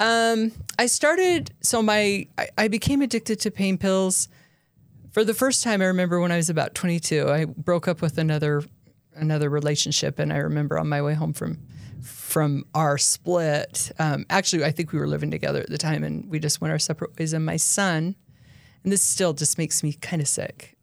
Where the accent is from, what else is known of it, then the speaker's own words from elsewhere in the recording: Utah, United States; also born or lived in Highland, Utah / Dublin, California / Minnesota; I've lived in Utah my whole life other than when I was in prison